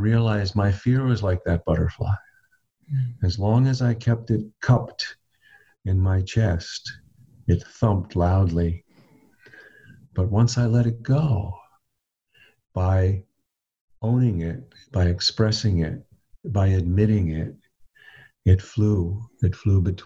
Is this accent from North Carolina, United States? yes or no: no; Long Island, New York, United States; when I was a boy and I grew up on Long Island in New York